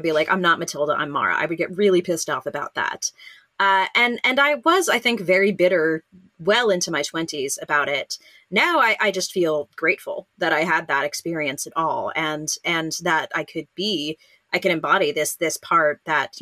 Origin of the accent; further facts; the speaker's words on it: California, United States; I'm from California